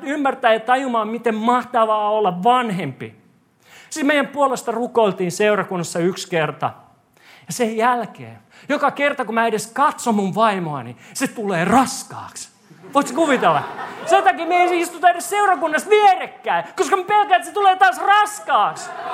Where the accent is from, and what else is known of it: Korso, Uusimaa, Finland; moved away